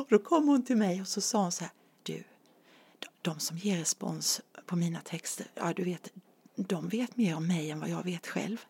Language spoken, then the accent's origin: Swedish; Nässjö, Jönköping County, Sweden; also born or lived in Asarum, Karlshamn, Blekinge; min familj flyttade hit när jag var 11 år